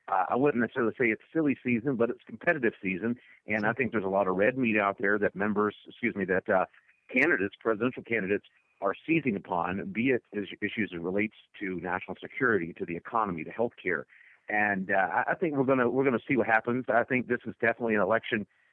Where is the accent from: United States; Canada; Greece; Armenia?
United States; Mississippi; I grew up as a young entrepreneur in my home state of Mississippi